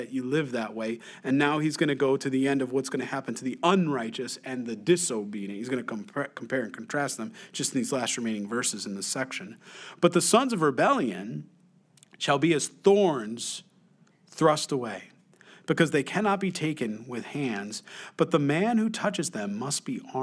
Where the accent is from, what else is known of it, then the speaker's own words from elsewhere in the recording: Rochester, United States; growing up in Rochester on Mulberry Street.